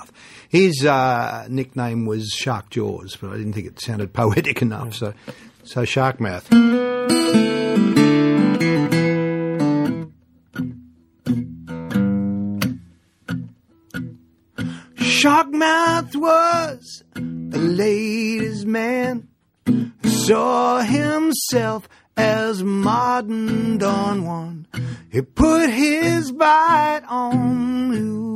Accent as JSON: {"language": "English", "country": "Australia"}